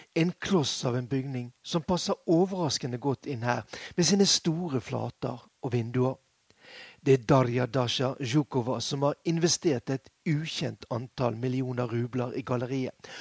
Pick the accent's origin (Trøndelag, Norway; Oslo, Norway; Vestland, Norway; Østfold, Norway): Vestland, Norway; Bergen; moved away as an adult; now in Moscow, Russia; som vi ville kalt den hjemme i Bergen